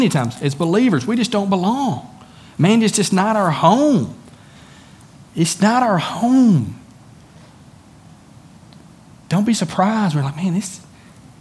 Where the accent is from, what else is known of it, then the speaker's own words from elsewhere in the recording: United States; also born or lived in China; I'm an American citizen.